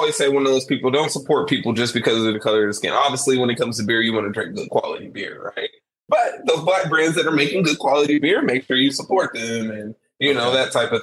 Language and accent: English; Rancho Cordova, California, United States; growing up in Rancho Cordova